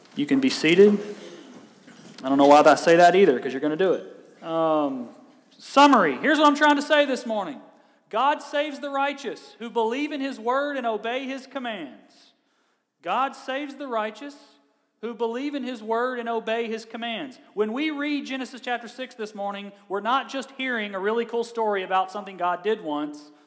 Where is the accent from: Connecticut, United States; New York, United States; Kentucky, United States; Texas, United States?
Kentucky, United States; i am from Kentucky